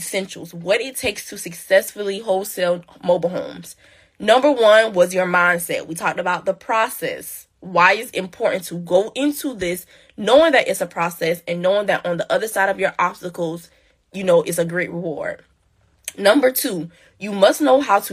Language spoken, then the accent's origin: English; Kingstree, South Carolina, United States; my hometown, which is King Street, South Carolina